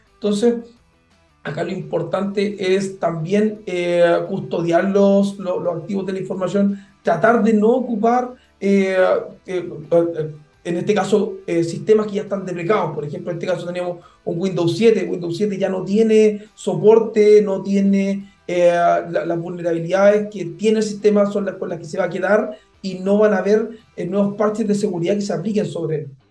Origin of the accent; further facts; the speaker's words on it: Chile; en Chile nosotros